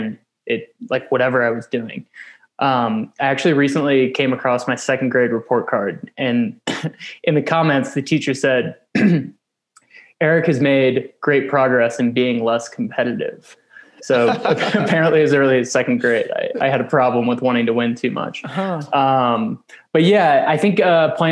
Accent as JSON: {"language": "English", "town": "St. Louis", "region": "Missouri", "country": "United States", "tie": "born or raised there", "also_born_or_lived": "Fort Worth, Texas", "moved": "as an adult", "lives_now": "Flagstaff, United States", "said": "my hometown of St. Louis, Missouri"}